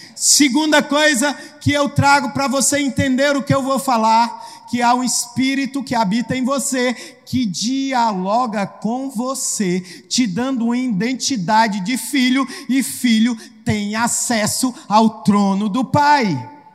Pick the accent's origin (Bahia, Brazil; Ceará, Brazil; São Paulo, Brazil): Ceará, Brazil; como bom cearense